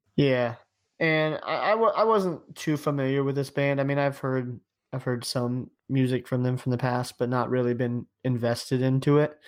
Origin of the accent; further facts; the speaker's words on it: Ohio, United States; I'm from Ohio.